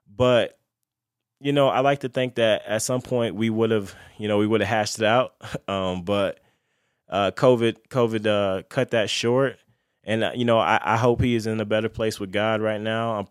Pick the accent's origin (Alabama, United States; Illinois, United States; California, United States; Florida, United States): Florida, United States; Lakeland; where I'm from, I'm from Lakeland, Florida